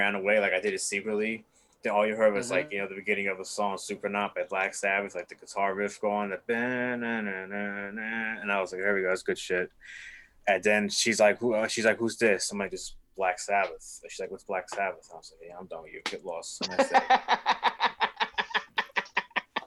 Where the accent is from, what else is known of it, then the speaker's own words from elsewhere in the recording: New York City, New York, United States; accent: New York; moved away; I'm from New York City and they all like my New York accent that I got from my mom from imitating her so many years.